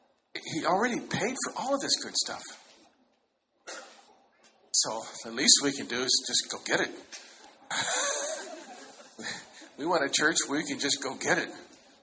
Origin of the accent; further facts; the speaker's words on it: China; born there; You look very Chinese. I was born in China.